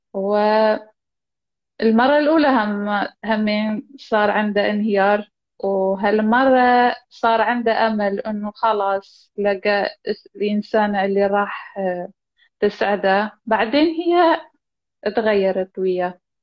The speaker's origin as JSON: {"language": "Arabic", "country": "Iraq", "said": "أني من العراق."}